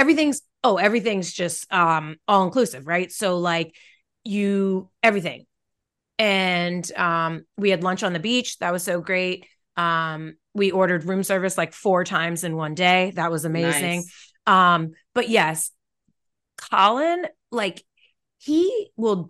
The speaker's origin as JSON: {"language": "English", "country": "United States", "said": "I'm black from America"}